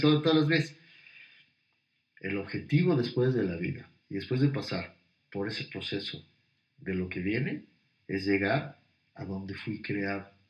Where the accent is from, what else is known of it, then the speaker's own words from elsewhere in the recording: Puebla, Mexico; also born or lived in Mexico City; yo nací en Puebla, pero volví, un año de mi vida, mi primer año de vida lo viví en México, regresaron a Puebla y aquí me quedé todo